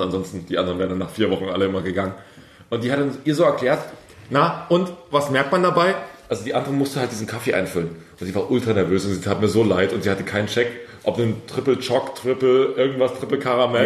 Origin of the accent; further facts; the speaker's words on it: Saxony, Germany; Ich komme ähm, aus Sachsen, aus dem Osten